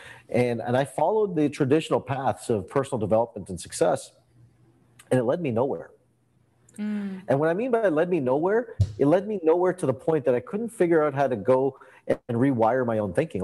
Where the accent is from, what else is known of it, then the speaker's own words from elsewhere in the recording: Canada; I grew up in Canada, and I grew up with an Indian background